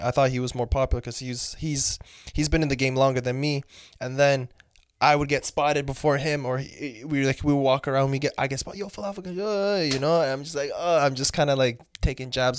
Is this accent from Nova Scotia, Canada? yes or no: no; London, Ontario, Canada; also born or lived in Mauritania; I'm Canadian nationally